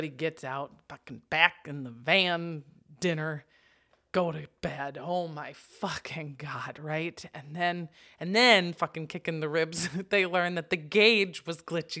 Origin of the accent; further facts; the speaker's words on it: Wisconsin, United States; Okay, we're from Wisconsin. We understand the concept.